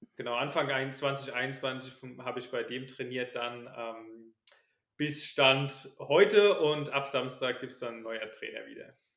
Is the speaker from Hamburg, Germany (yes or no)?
no; Ballborn, Rhineland-Palatinate, Germany; ich komme aus der Nähe von Kaiserslautern, aus dem kleinen Dorf, ähm, Balborn.